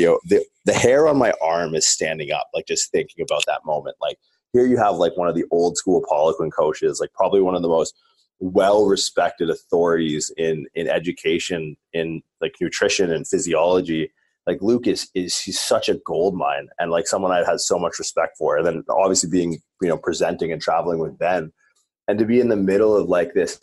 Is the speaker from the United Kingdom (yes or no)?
no; Southwestern Ontario, Canada; being like a Canadian from Southwestern Ontario